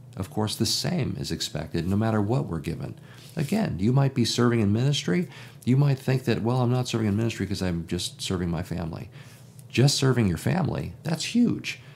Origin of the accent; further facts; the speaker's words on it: Chicago, Illinois, United States; I'm from Chicago